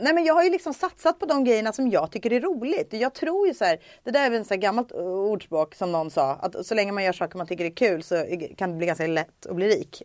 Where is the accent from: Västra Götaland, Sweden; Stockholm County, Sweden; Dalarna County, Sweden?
Stockholm County, Sweden; Stockholm; jag är uppvuxen i Stockholm